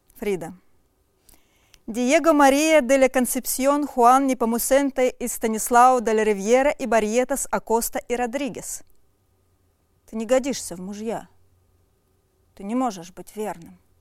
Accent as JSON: {"language": "Russian", "town": "Omsk", "region": "Omsk Oblast", "country": "Russia", "said": "я из Омска"}